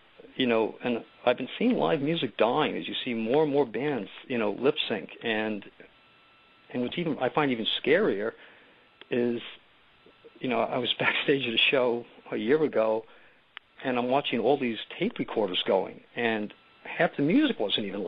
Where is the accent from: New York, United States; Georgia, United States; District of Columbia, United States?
New York, United States; New York City; I grew up in New York City